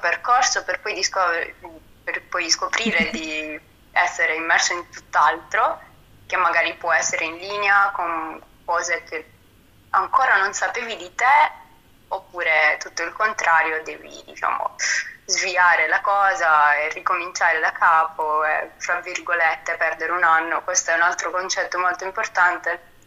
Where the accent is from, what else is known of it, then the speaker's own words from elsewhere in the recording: Apulia, Italy; moved away; vengo dalla Puglia